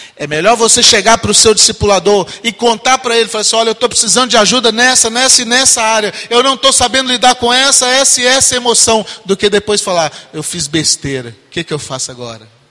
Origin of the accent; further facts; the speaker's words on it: Minas Gerais, Brazil; moved away; nós somos mineiros